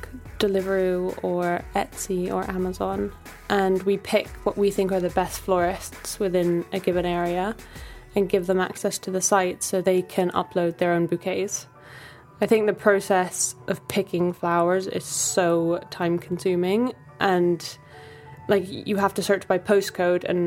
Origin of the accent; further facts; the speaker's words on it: Bali, Indonesia; now in London, United Kingdom; I grew up in Bali